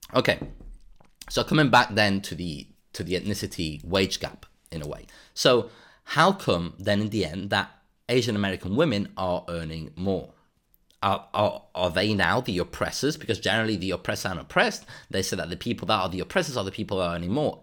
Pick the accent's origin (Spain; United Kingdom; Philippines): Spain; Andalusia; moved away; I come originally from Andalusia